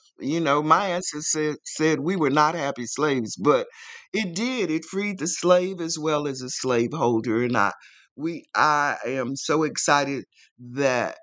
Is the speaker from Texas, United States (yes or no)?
yes; Waco, Texas, United States; I grew up in Waco, Texas, heartland